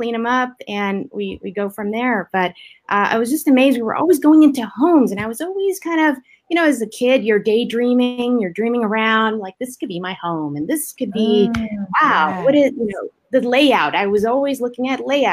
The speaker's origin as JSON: {"language": "English", "town": "Maywood", "region": "California", "country": "United States", "tie": "born or raised there", "said": "I grew up in little city called Maywood near Southgate, Bell, that kind of little area out there"}